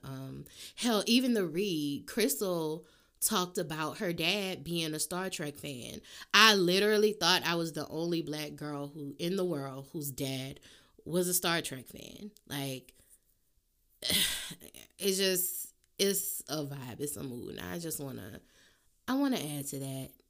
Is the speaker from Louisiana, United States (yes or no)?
yes; New Orleans, Louisiana, United States; I'm from New Orleans